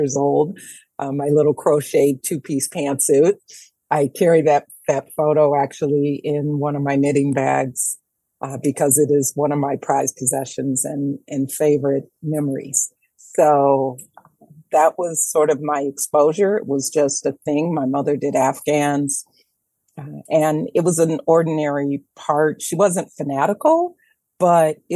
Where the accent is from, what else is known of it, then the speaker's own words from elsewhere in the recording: Detroit, Michigan, United States; moved away as an adult; also born or lived in New York; I am born and raised in Detroit proper